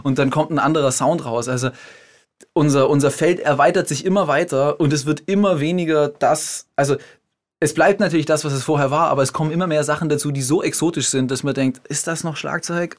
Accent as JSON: {"language": "German", "country": "Germany", "also_born_or_lived": "Switzerland", "moved": "as an adult", "said": "Ich komme vom Bodensee, aber vom deutschen Ufer"}